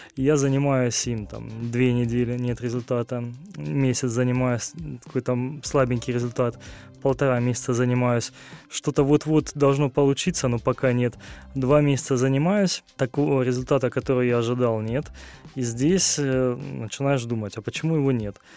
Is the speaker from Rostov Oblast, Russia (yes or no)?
yes; Rostov-on-Don, Rostov Oblast, Russia; я родился в Ростове-на-Дону, здесь же проживаю основную часть времени